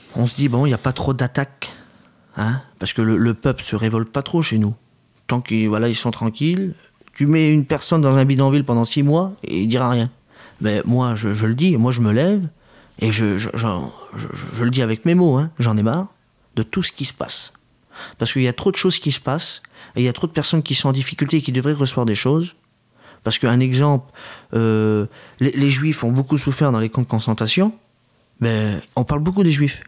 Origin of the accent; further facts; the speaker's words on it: Paris, Île-de-France, France; nous, on est parisiens. Moi, je suis un parisien